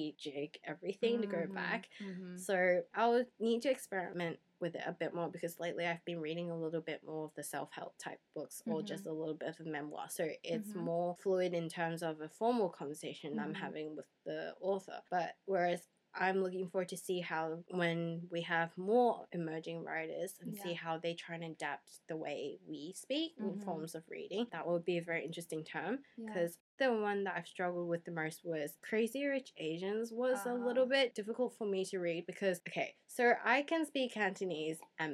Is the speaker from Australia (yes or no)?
yes; Australia; English is a second language; since English is my second language and so growing up in Australia where I have to learn the proper grammar